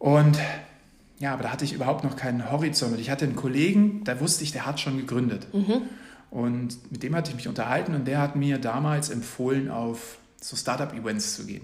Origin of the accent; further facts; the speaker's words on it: Munich, Bavaria, Germany; Ich komme ursprünglich aus München